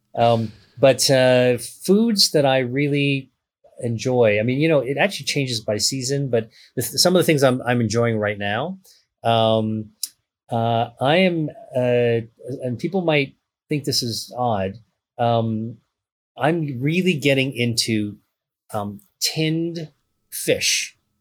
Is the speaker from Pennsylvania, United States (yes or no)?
yes; Pittsburgh, Pennsylvania, United States; I grew up in Pittsburgh, Pennsylvania